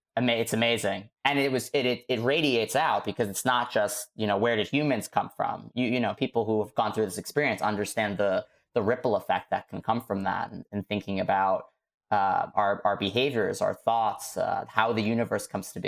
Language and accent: English; New York City, New York, United States; I was growing up in Staten Island